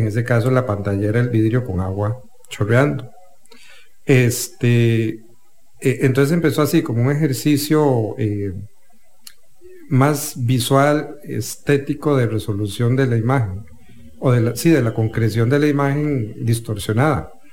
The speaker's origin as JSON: {"language": "Spanish", "town": "Turrialba", "region": "Cartago", "country": "Costa Rica", "tie": "born or raised there", "said": "Yo soy de Turrialba eh, y cuando me traían a San José de paseo"}